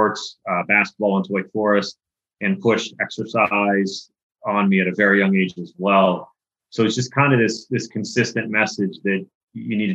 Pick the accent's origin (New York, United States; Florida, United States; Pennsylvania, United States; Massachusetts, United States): Pennsylvania, United States; Pittsburgh; I grew up in Pittsburgh, Pennsylvania